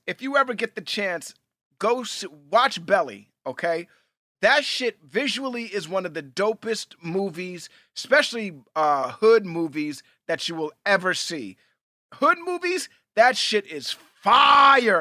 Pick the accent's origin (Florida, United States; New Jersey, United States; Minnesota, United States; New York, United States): New York, United States; New York City; We grew up in Hell's Kitchen, New York, and that's a big hockey, uh, part of Manhattan.